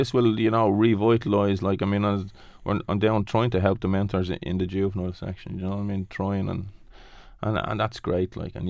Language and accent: English; Dublin, Leinster, Ireland; because we're from Ballymun.